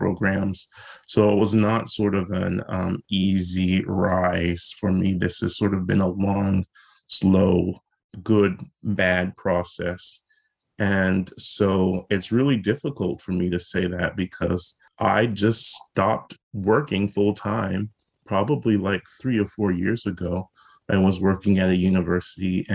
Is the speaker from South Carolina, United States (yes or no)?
yes; South Carolina, United States; now in Baltimore, United States; growing up in South Carolina